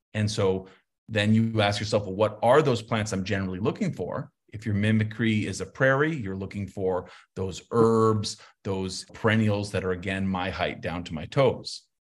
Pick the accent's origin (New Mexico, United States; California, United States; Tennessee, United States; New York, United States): New Mexico, United States; Santa Fe; I grew up in Santa Fe, we're not as cozy warm as you guys